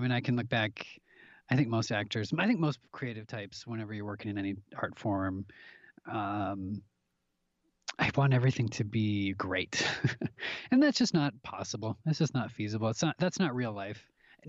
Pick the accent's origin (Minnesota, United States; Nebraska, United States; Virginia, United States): Minnesota, United States; Minneapolis; I'm from the Midwest, you know, up towards in Minnesota, in Minneapolis, towards the Canadian border is where I, you know, born and raised.